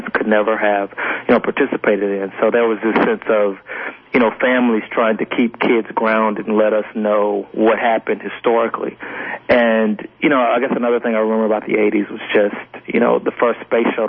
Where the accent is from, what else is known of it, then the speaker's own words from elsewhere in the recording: Montgomery, Alabama, United States; I grew up in Montgomery, and my family grew up in Mobile